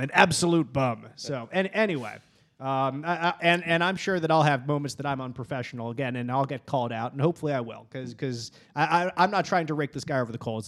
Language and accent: English; Philadelphia, Pennsylvania, United States; I grew up in Philadelphia